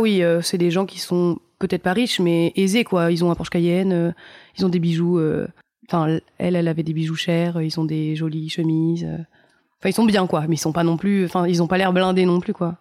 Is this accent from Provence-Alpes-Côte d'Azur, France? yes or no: yes; Nice, Provence-Alpes-Côte d'Azur, France; J'ai grandi à Nice.